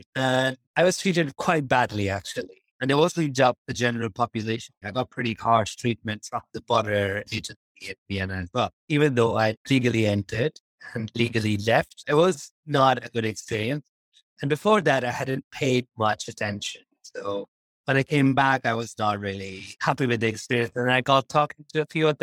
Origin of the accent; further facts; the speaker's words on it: Pakistan; now in United Kingdom; I grew up in Pakistan